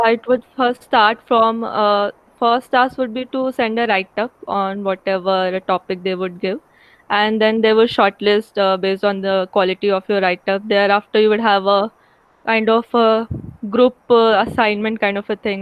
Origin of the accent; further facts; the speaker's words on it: Ramgarh, Jharkhand, India; moved away as an adult; also born or lived in Dhanbad / Indore; I am from Ramgarh, which is a very small town in Jharkhand near, nearby Ranchi